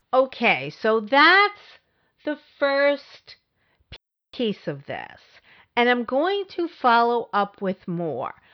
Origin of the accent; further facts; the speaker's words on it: New York, United States; I come from New York